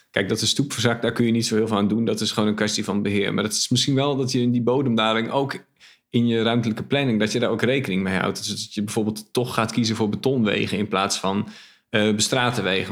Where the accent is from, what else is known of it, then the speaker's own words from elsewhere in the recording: Groningen, Netherlands; now in Zwolle, Netherlands; ik ben een Groninger